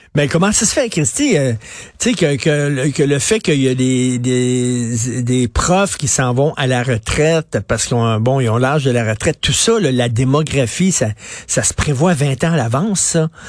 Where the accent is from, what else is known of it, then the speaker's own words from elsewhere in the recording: Montreal, Quebec, Canada; Je viens d'un milieu très populaire. Je viens de Verdun, le quartier pauvre de Verdun